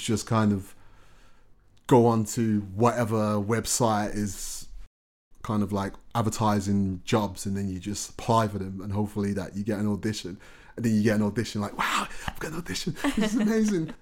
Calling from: Birmingham, West Midlands, United Kingdom; I was calling from Birmingham.

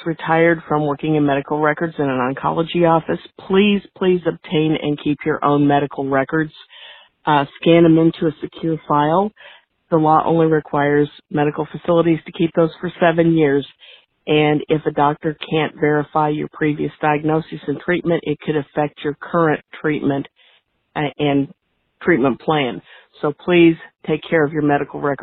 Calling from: Indianapolis, Indiana, United States; I'm calling from Indianapolis.

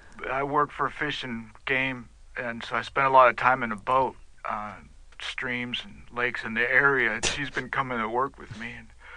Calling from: Wauwatosa, Wisconsin, United States; I'm calling from Wauwatosa.

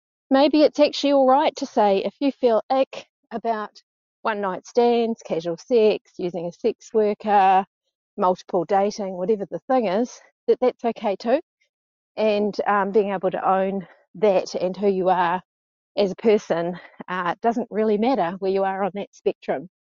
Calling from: New Zealand; Hey, so I'm calling from New Zealand. I'm 54, almost 55.

